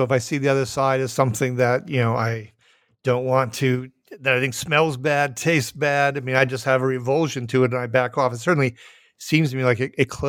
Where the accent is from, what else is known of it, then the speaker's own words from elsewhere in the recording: Minnesota, United States; I am from Minnesota